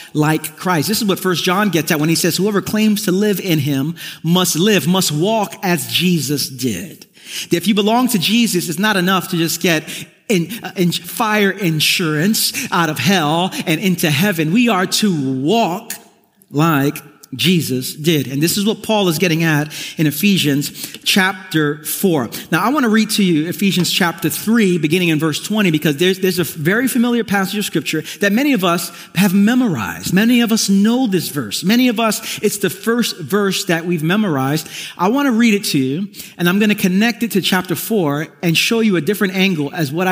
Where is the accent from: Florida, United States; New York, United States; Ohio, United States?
New York, United States; New York City; Growing up in East New York, Brooklyn